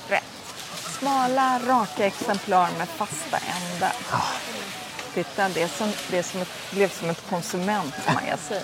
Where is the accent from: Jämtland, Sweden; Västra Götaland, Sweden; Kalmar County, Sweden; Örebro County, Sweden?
Västra Götaland, Sweden; Gothenburg; Jag är från Göteborg